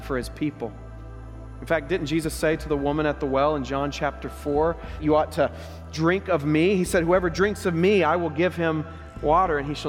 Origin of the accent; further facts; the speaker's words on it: Oklahoma, United States; growing up in Oklahoma